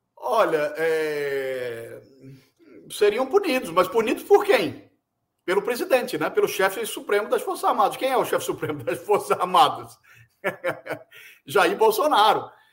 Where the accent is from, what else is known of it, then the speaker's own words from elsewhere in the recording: Recife, Pernambuco, Brazil; now in São Paulo, Brazil; no Recife, a cidade onde eu nasci e para onde sempre procuro voltar, embora viva muitos anos em São Paulo